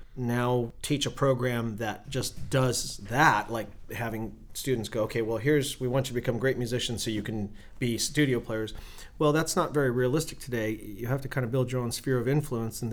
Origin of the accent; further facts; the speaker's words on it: Newhall, California, United States; I grew up and was raised in Newhall